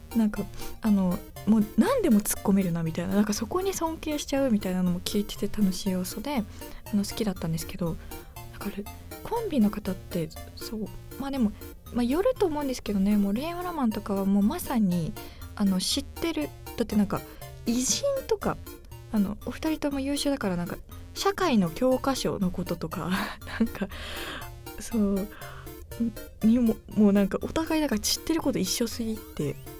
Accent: Yamagata, Japan; moved away; 私あの山形県出身なんですけど

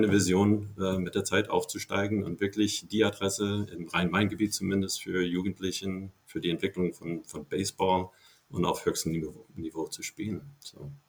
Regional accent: Ohio, United States; German is a second language; moved away as an adult; Äh, ich komme ursprünglich aus dem Bundesstaat äh, Ohio äh, in Ohio bin ich dort aufgewachsen bis meinem 18. Lebensjahr.

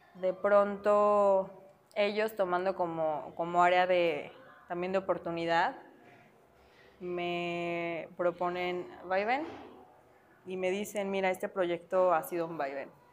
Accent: Mexico

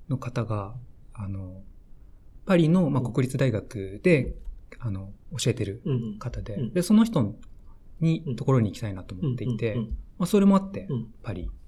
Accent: Higashiyamato, Tokyo, Japan; 東京都生まれなんだけど、まあ、東大和市っていうと

